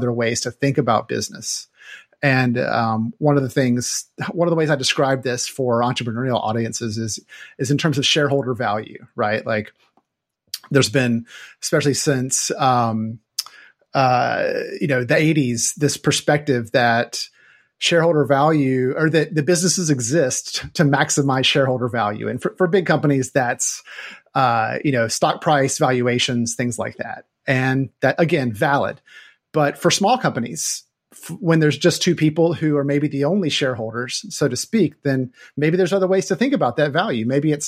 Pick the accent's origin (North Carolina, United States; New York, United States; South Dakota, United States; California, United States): North Carolina, United States; now in Seattle, United States; I am originally from North Carolina. I moved to Seattle in 1998